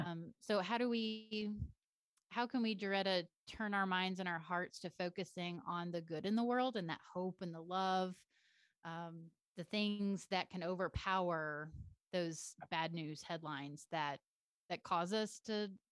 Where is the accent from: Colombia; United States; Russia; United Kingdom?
United Kingdom; England; Yes, I'm from England. I can't even make an English accent.